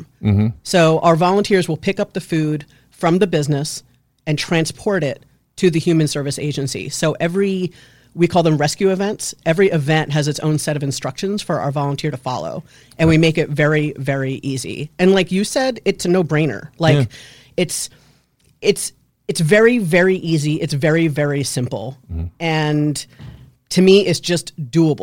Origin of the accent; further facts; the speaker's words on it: Westchester, New York, United States; moved away; I'm from Westchester